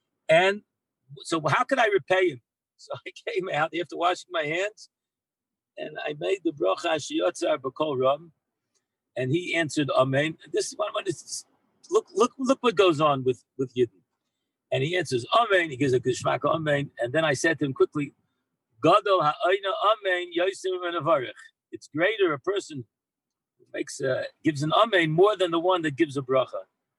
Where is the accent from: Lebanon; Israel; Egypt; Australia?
Israel; And then I tell him, I'm a Yid, I'm from Eretz Yisrael.